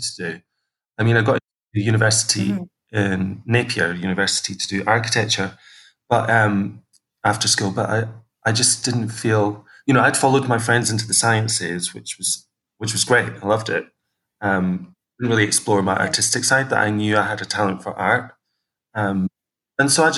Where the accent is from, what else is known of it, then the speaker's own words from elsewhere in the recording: Kirkcaldy, Scotland, United Kingdom; moved away as an adult; also born or lived in Manchester; I was born in a town called Kirkcaldy in Fife, where I grew up with three other siblings.